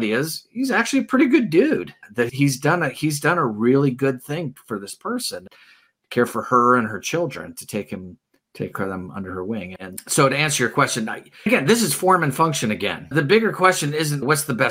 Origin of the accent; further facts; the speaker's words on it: United States; as an American